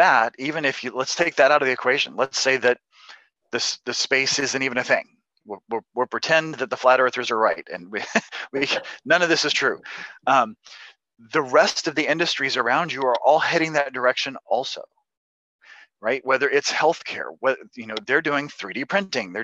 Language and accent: English; Kentucky, United States; I'm from Kentucky. I grew up in a family of tobacco farmers.